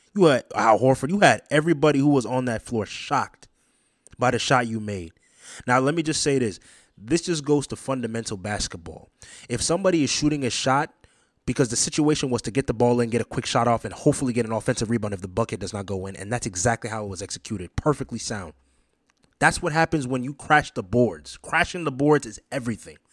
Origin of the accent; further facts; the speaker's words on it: Boston, Massachusetts, United States; my hometown team, the Boston Celtics